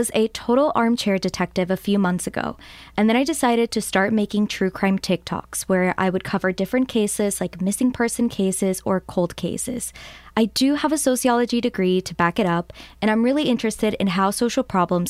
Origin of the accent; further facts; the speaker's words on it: Puerto Rico; I was born and raised in Puerto Rico